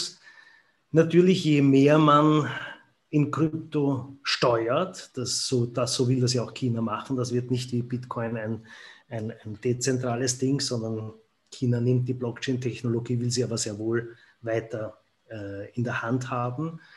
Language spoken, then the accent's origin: German; Austria; ich, wie man hört, bin ja aus Österreich